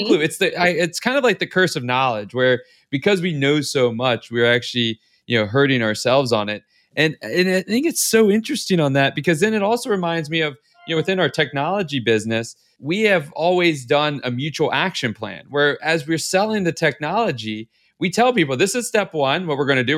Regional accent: the South, United States; I'm from the South

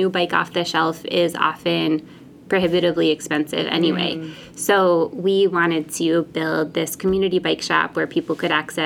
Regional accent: Bristol, Rhode Island, United States; I grew up in Bristol

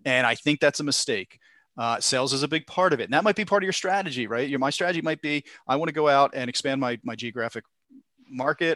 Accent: Philadelphia, Pennsylvania, United States; I'm from Philadelphia area

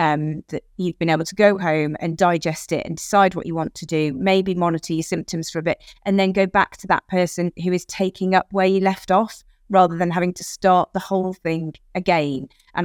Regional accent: United Kingdom; we are British

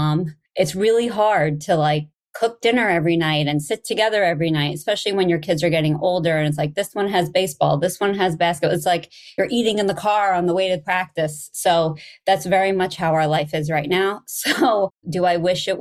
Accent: Hicksville, New York, United States; I grew up on Long Island in a town called Hicksville, and it's in Nassau County

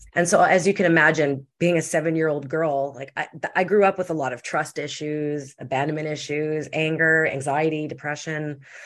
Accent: Winnipeg, Manitoba, Canada; I'm from Winnipeg, Manitoba, in Canada.

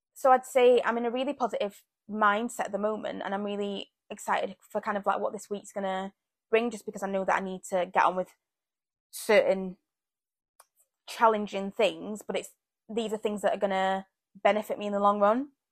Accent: Zambia; moved away; I was born in Zambia

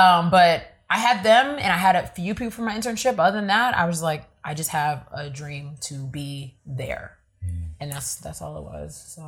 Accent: Nigeria; because I'm Nigerian, so you know what that is.

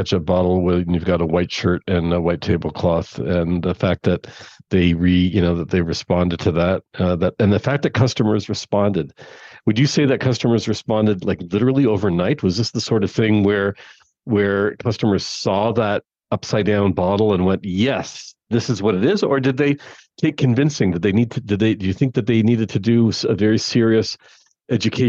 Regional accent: Canada; I am Canadian

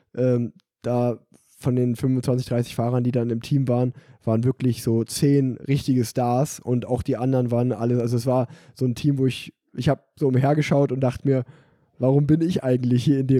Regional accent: Unna, North Rhine-Westphalia, Germany; Unna, also auch so ein kleines Rundstreckenrennen, äh, mhm. äh, dort in dem Ort, wo ich groß geworden bin

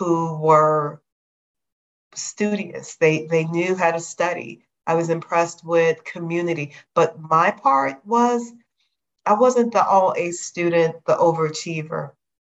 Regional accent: Chicago, Illinois, United States; I grew up in Chicago

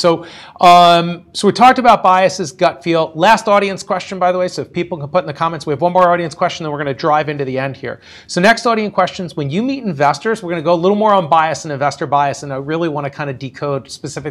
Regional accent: Philadelphia, Pennsylvania, United States; I'm an entrepreneur and I'm from Philadelphia.

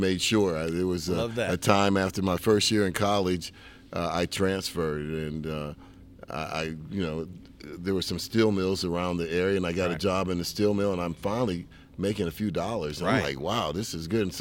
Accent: East Liverpool, Ohio, United States; East Liverpool, Ohio is a small town. When I was growing up, about 30,000 people down on the Ohio River

